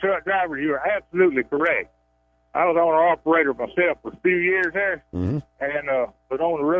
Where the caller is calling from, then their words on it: Georgia, United States; calling out of Georgia.